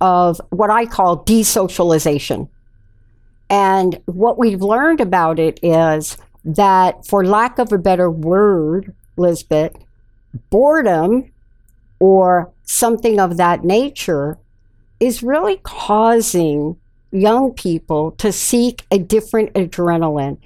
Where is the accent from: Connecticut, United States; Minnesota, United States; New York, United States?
New York, United States; New York City; I'm a kid from the Bronx. I'm a kid from the South Bronx and middle sections of Bronx. So I had my time in the projects